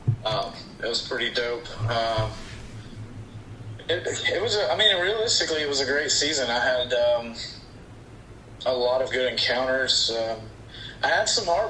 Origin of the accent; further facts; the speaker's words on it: Georgia, United States; I'm from Georgia. I'm down here in the South.